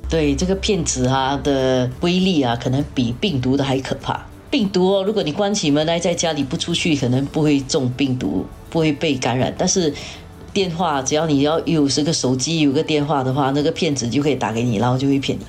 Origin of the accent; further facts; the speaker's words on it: Singapore; 我们新加坡人